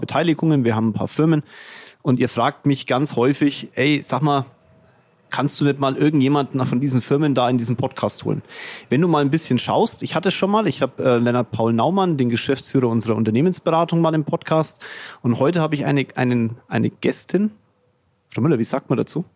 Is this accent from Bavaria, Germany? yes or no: yes; Franconia, Bavaria, Germany; accent: Fränkisch; mein Fränkisch